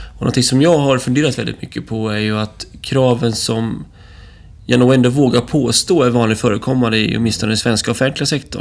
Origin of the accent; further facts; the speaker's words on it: Småland, Sweden; som smålänning